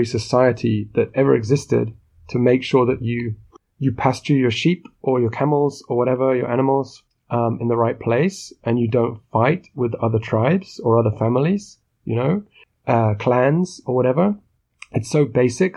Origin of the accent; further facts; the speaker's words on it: United Kingdom; But I'm British